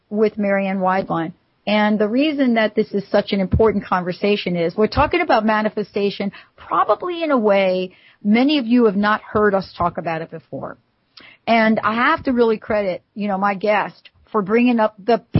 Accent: New York, United States; I'm from New York

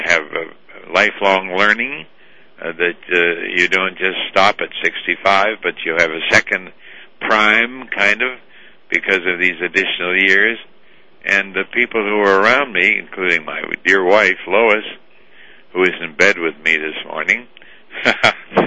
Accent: Moose Jaw, Saskatchewan, Canada; I was born in Moose Jaw, Saskatchewan, Canada, and abandoned as an orphan with no name

